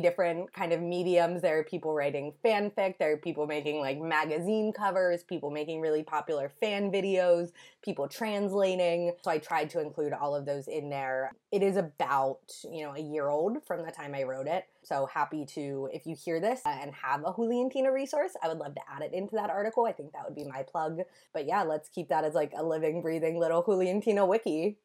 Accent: United States; as an American

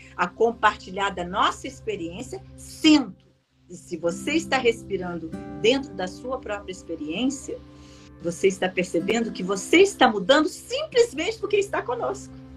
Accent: Minas Gerais, Brazil; eu, como uma boa mineira

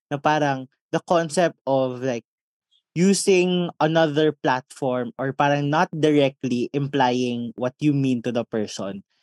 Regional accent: Visayas, Philippines; At saka dahil Bisaya kami, magsasalita kami nang hindi kami

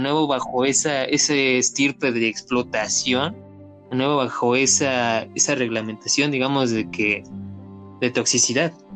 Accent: Mexico; crecimos la mayoría aquí en México

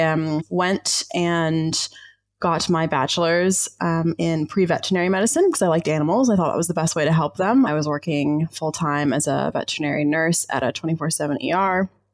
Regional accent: Georgia, United States; moved away as an adult; also born or lived in Ozarks; now in Wellington, New Zealand; I grew up down south in the southern US. I was born in the Ozarks and then raised um, in Georgia

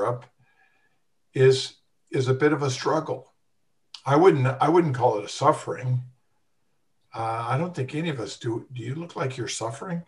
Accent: United States; moved away; we're all American pansies

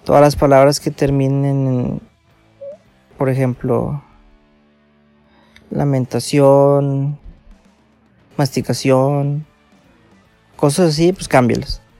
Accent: Monterrey, Nuevo León, Mexico; como soy de Monterrey, me encanta mi ciudad y estoy orgulloso de ella.

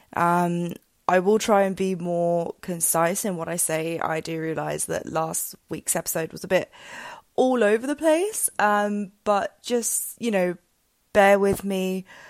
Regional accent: England, United Kingdom; moved away as an adult; now in Spain; I'd lived and grown up in England since I was two, um, and lived there for, yeah, basically all my life for about twenty-one years.

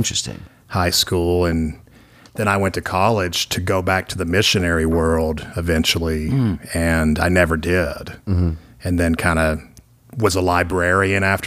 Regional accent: Nashville, Tennessee, United States; when I was growing up in Nashville, I'm from here

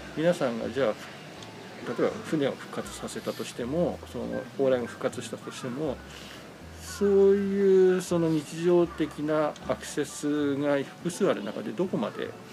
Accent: Numazu, Shizuoka, Japan; 僕はあの生まれも育ちも沼津で

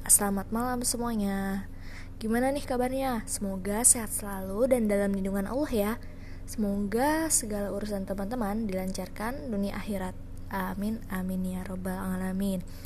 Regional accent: Banten, Indonesia; Banten bu, di sini kuliah.

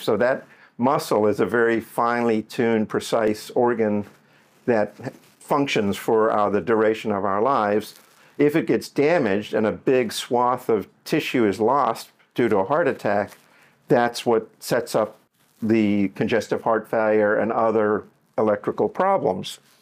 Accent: Johannesburg, Gauteng, South Africa; now in Miami, United States; I grew up in Johannesburg, South Africa

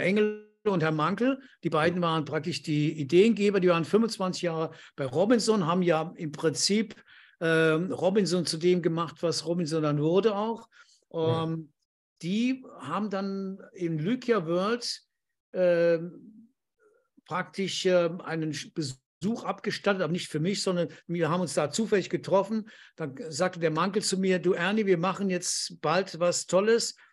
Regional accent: Andernach, Rhineland-Palatinate, Germany; moved away as an adult; also born or lived in Düren / Pertisau, Austria; ich bin in Düren geboren, aber aus Andernach

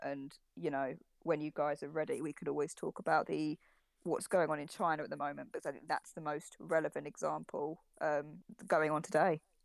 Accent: United Kingdom; we're all British here, but I've never been to America

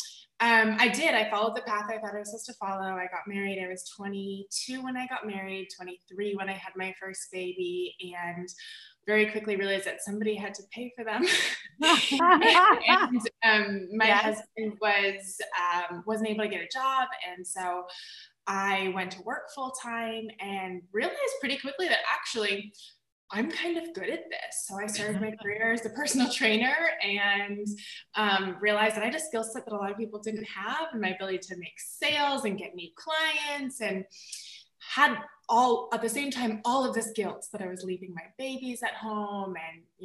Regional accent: the South, United States; I grew up in the South in a really conservative environment

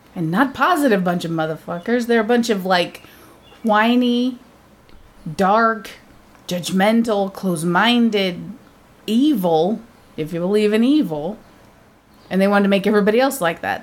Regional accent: United States; I'm American

